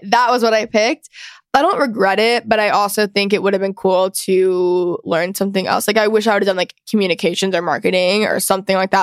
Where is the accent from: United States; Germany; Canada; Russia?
United States; Texas; I'm also a Texan and I live in Texas